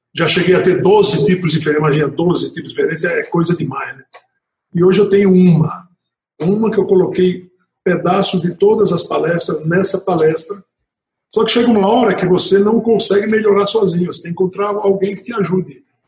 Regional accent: Natal, Rio Grande do Norte, Brazil; nasci em Natal.

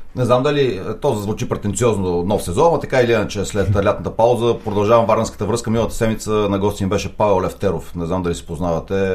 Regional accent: Targovishte Province, Bulgaria; Ангел Генчев от моя град, аз съм от Търговище

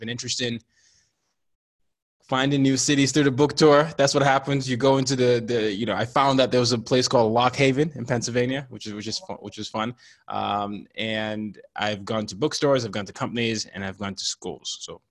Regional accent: Nigeria; So I'm a Nigerian, and I grew up in 5 countries and 4 continents by the time I was 17.

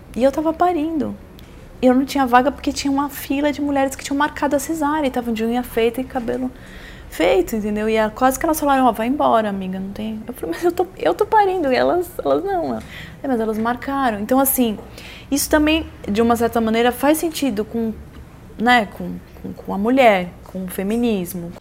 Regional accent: São Paulo, Brazil; also born or lived in São Sebastião / United States; eu sou de São Paulo, mas eu sempre eu fui criada no mar

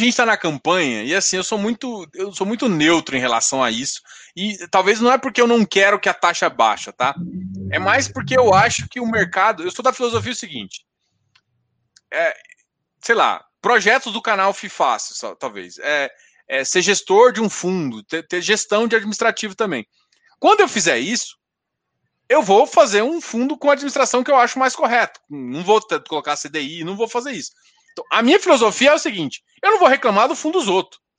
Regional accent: Goiás, Brazil

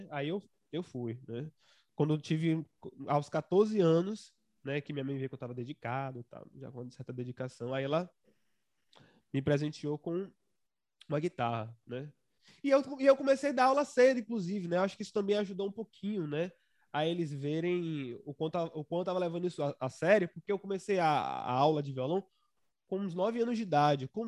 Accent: Santo Amaro, Bahia, Brazil; born there; Nossa, é, é, na, na, verdade, eu sou registrado como um santamarense, né? Mas eu só fiz nascer lá e depois vim.

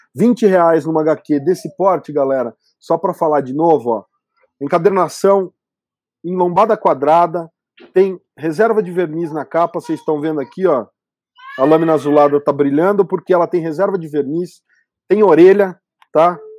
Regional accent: Campinas, São Paulo, Brazil; E eu sou do interior de São Paulo, né? Campinas.

